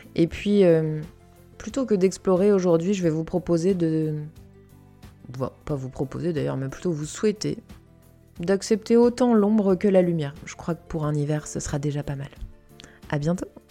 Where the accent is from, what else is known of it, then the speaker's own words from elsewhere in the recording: Canada; j'ai grandi au Canada, dans une forêt